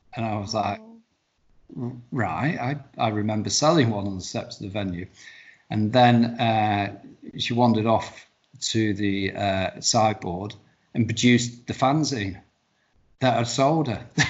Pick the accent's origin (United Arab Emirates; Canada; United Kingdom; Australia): United Kingdom; the north of England